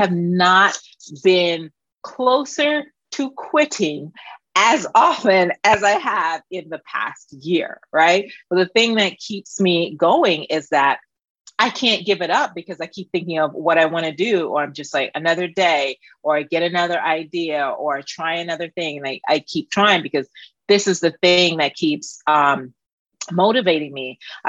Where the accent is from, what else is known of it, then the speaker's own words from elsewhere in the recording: Jamaica; Yeah, I'm from Jamaica, yeah.